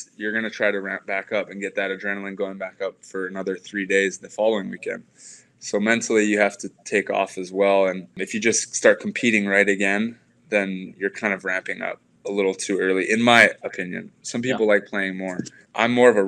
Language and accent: English; Hawaii, United States; growing up in Hawaii, we had the University of Hawaii coach, Dave Shoji, was our coach.